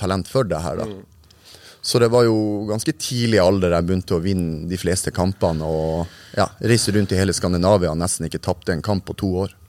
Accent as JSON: {"language": "Norwegian", "town": "Narvik", "region": "Nordland", "country": "Norway", "tie": "born or raised there", "said": "Jeg er født eh, i Narvik. Hadde tre år på Framnes. Etter det så bygde faren min hus på Ankenes, så vi flytta ut"}